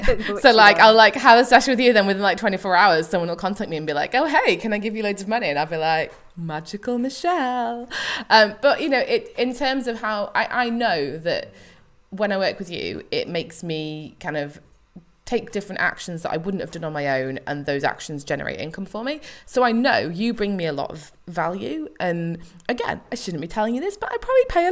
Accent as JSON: {"language": "English", "country": "United Kingdom", "said": "because I'm British and we don't like talking about money"}